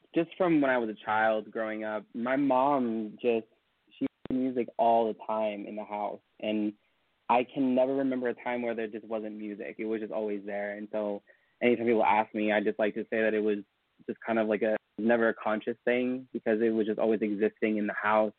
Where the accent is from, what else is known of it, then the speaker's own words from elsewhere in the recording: Elk Grove, California, United States; I am originally from a suburb of Sacramento called Elk Grove